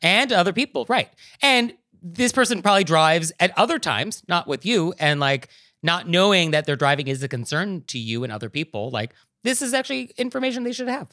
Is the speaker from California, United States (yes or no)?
yes; California, United States; I'm a Californian.